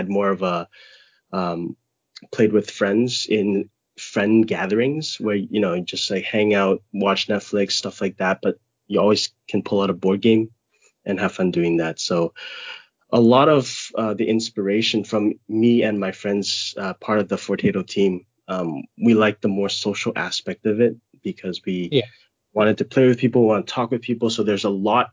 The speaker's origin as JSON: {"language": "English", "town": "Vancouver", "region": "British Columbia", "country": "Canada", "moved": "as an adult", "lives_now": "Hong Kong", "said": "I'm located in Hong Kong, but I spent around 25-6 years of my life in Vancouver, so pretty much full Canadian almost."}